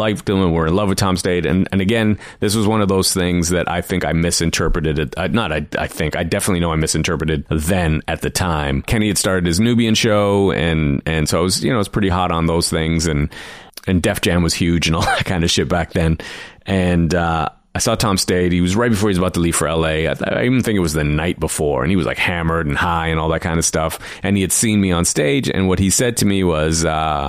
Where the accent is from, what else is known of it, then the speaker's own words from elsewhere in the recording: Toronto, Ontario, Canada; also born or lived in Trinidad / Flemington, Trinidad; I grew up in Toronto